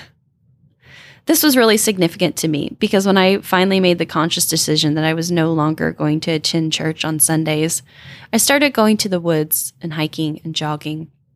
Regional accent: Indiana, United States; Grew up in the Bible Belt. You know, I grew up in Indiana

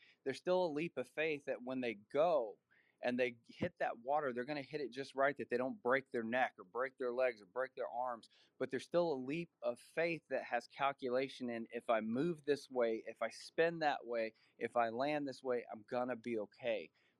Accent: Nashville, Tennessee, United States; were like a military family moving around. So we were in different areas, but for the most part, I grew up in the Nashville area.

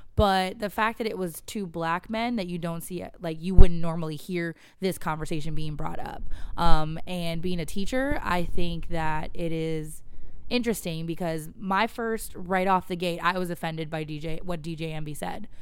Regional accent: West Coast, United States; moved away; I grew up on the West Coast and the far, far West.

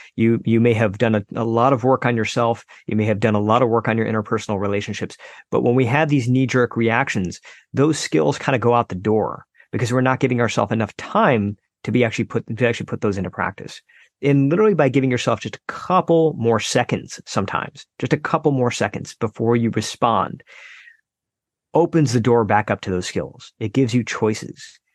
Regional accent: United States; born or raised there

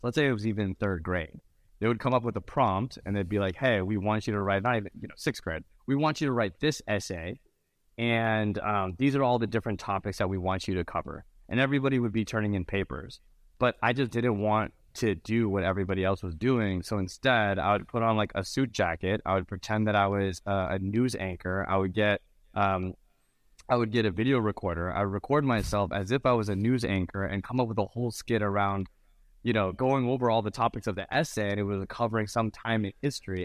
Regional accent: Mountain View, California, United States; also born or lived in Venice, California; I was born and raised in Mountain View, California

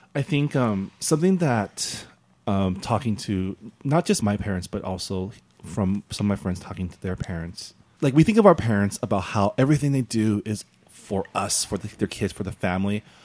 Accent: San Gabriel, California, United States; I grew up in San Gabriel, the San Gabriel Valley, which is very Asian

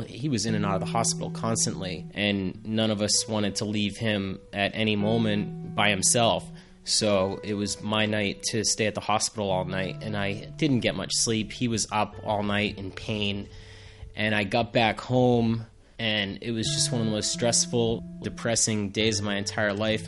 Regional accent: Plainville, Massachusetts, United States; I grew up in Massachusetts in a town called Plainville with my grandmother and my mom

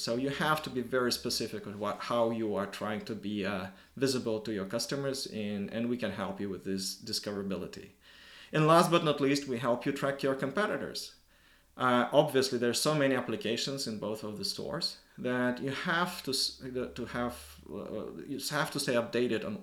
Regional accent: Moscow, Russia; moved away as an adult; now in Helsinki, Finland; Originally, I'm from Moscow, Russia.

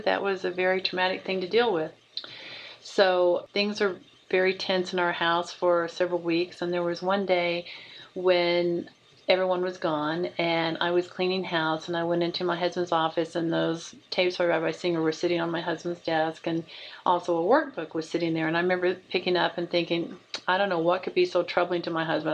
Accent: Oklahoma, United States; moved away; also born or lived in Dayton, Ohio; Oklahoma was my home state

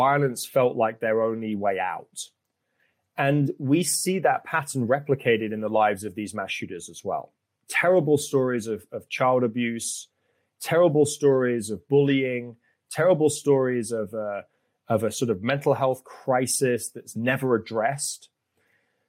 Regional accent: United Kingdom; now in United States; I grew up in Europe. I grew up in the United Kingdom.

